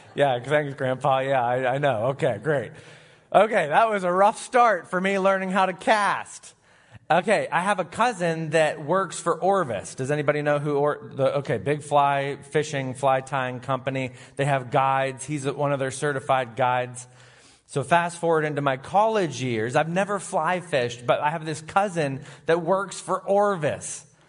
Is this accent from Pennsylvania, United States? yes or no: yes; Sharon, Pennsylvania, United States; also born or lived in Grove City / Erie; I was raised in Sharon